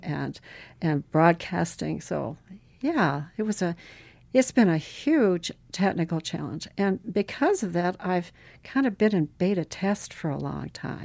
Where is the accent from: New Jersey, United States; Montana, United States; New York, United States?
Montana, United States; Butte; moved away; also born or lived in Chile / Alaska; as a child, I grew up in Butte, Montana